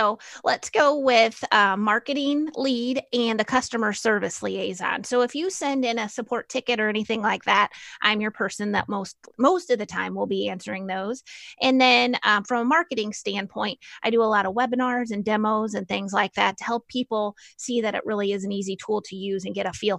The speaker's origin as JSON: {"language": "English", "town": "Normal", "region": "Illinois", "country": "United States", "said": "Well, we're so desensitized, I think, to saying that we're from Normal."}